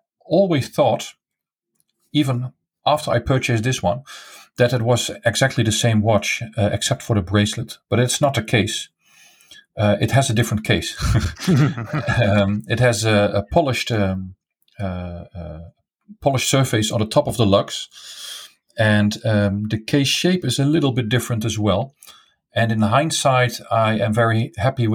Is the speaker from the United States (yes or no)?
no; eastern Netherlands, east of the Netherlands, Netherlands; I grew up in the east part of the Netherlands, near the German border